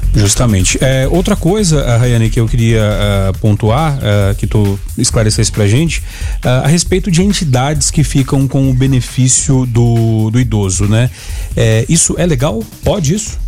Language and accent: Portuguese; Rio Grande do Sul, Brazil; eu sou do Rio Grande do Sul